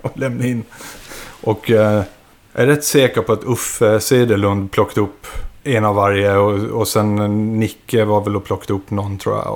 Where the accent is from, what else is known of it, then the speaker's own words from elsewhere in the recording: Visby, Gotland, Sweden; vi var från Gotland, från Visby och startade där nere